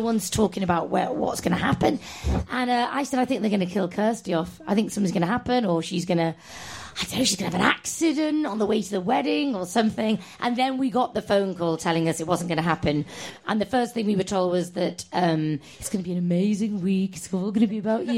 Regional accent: Formby, North West England, United Kingdom; no, I'm not Scouse. I'm from Formby, not Liverpool

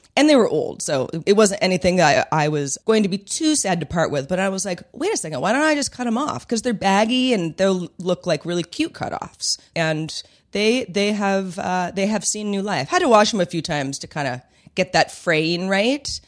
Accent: Bay Area, California, United States; we're from the Bay Area, my parents are from the Bay Area

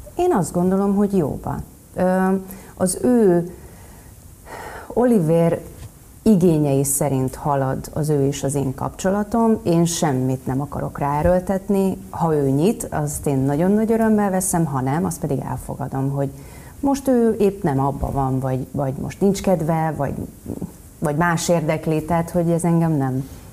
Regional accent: Nyíregyháza, Szabolcs-Szatmár-Bereg, Hungary; Én nyíregyházi lány vagyok

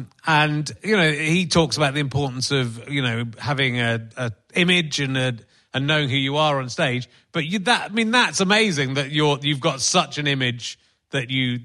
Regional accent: North East England, United Kingdom; Do you think, I mean, we come from the Northeast, and I've just been up in Newcastle

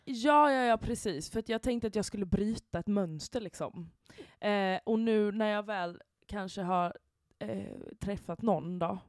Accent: Halmstad, Halland County, Sweden; born or raised there; now in Stockholm, Sweden

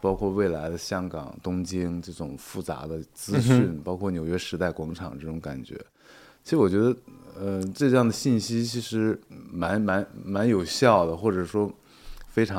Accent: northern China, China; 其实是对北方，特别是我是北方人，所以说其实这种空气对环还有这种湿度对我来说是不适应的。

